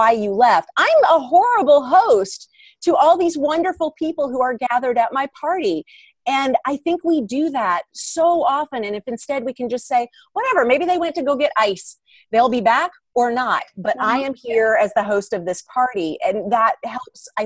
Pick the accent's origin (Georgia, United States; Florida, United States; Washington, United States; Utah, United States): Georgia, United States; Atlanta; moved away as an adult; now in Los Angeles, United States; I grew up in Atlanta, which is a nice sized market for acting